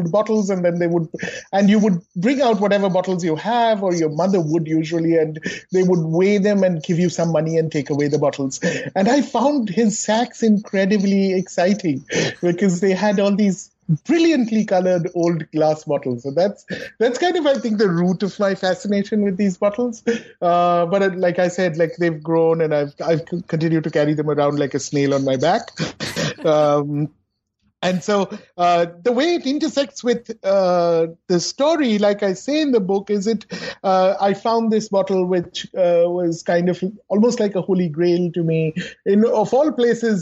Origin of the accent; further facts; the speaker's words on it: Kolkata, West Bengal, India; moved away; I was growing up in Calcutta